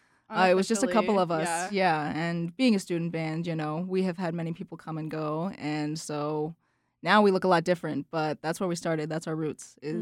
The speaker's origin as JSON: {"language": "English", "town": "Charlotte", "region": "North Carolina", "country": "United States", "said": "I am hailing from Charlotte."}